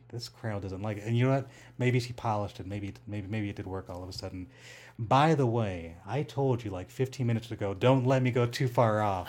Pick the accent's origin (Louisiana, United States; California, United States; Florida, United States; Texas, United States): California, United States; Rancho Cucamonga; now in Las Vegas, United States; I grew up in Rancho Cucamonga